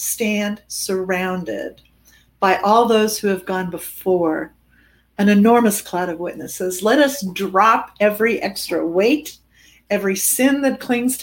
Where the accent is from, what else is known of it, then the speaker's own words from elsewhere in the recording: Germany; moved away; I'm an immigrant and I come from Germany.